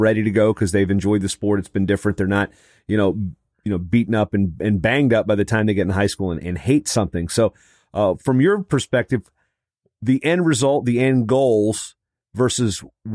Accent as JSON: {"language": "English", "region": "Virginia", "country": "United States", "tie": "born or raised there", "moved": "yes", "said": "some places where I grew up in Virginia"}